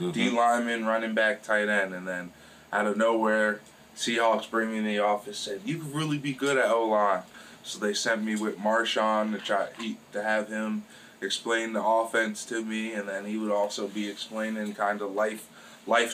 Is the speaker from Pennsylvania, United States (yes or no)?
yes; Morrisville, Pennsylvania, United States; moved away as an adult; also born or lived in Virginia / Miami; I'm from Marsville, PA